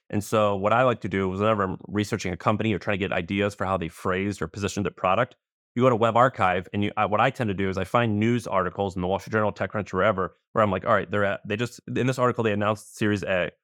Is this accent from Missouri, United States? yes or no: yes; Missouri, United States; moved away; also born or lived in Tennessee / San Francisco; I'm from Missouri, I was living in Tennessee